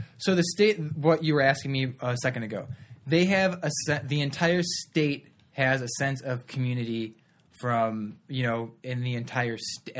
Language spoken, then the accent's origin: English; Chicago suburbs, Illinois, United States; Like, no, I'm not from Illinois. I'm from the Chicago suburbs.